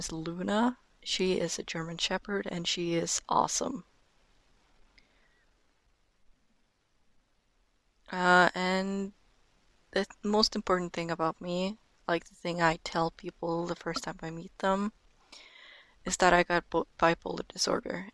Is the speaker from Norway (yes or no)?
yes; Norway; first language Norwegian; English is a second language; I am 18 years old and I am from Norway